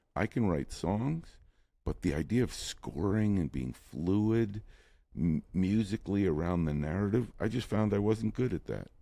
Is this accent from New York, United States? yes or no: yes; New York City, New York, United States; moved away as an adult; now in Los Angeles, United States; I moved to Los Angeles from New York City